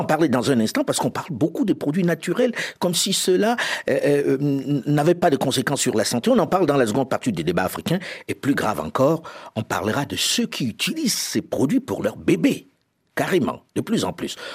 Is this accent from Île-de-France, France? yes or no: yes; Paris, Île-de-France, France; je suis parisien